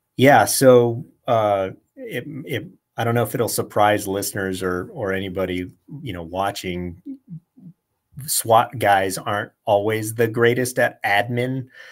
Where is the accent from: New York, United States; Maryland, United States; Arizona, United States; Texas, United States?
Arizona, United States; Tucson; also born or lived in Southern California; I grew up I grew up here and in Southern California